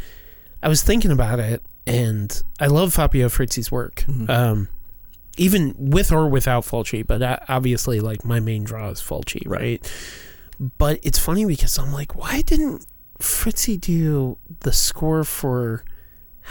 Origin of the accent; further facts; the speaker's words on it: Missouri, United States; we're from Missouri